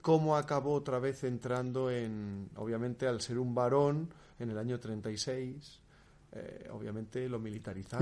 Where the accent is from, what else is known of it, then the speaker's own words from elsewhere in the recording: Salamanca, Castile and León, Spain; now in Bilbao, Spain; los dos somos salmantinos, mi abuela está viviendo en Salamanca, yo aunque estoy ahora en Bilbao, pero esa es mi tierra